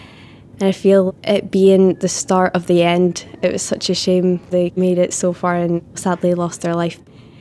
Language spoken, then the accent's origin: English; Dundee, Scotland, United Kingdom; I'm from Broughty Ferry, Dundee in Scotland.